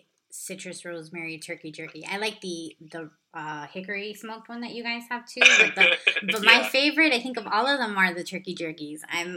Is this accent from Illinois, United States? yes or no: no; Los Angeles, California, United States; My parents are actually from Cuba, and I was born in Southern California, which I know is where you grew up. Oh, nice. What part? Yeah, in LA, in the Mission Hills area.